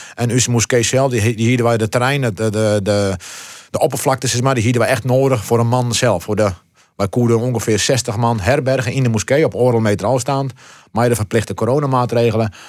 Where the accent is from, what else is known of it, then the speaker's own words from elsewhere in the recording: Heerenveen, Friesland, Netherlands; also born or lived in Morocco; we wennen hier in het Veen